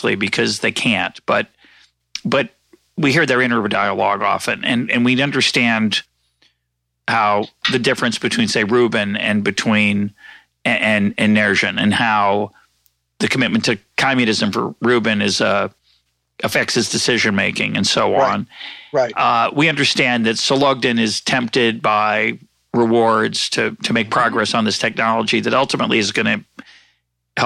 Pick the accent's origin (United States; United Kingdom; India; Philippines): United States; as an American